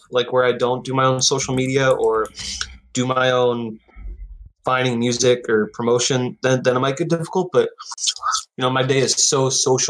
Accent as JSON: {"language": "English", "town": "Seattle", "region": "Washington", "country": "United States", "moved": "yes", "lives_now": "Portland, United States", "said": "I'm from Seattle. I live in Portland"}